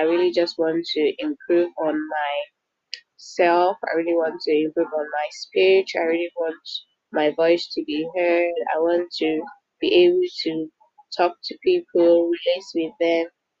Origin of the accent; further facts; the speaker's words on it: Nigeria; I'm Nigerian. I'm just a Nigerian girl